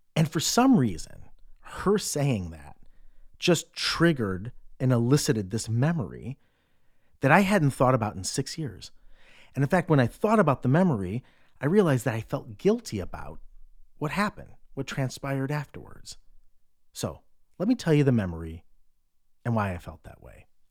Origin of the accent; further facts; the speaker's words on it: Cleveland, Ohio, United States; moved away; also born or lived in New York City; I'm from Cleveland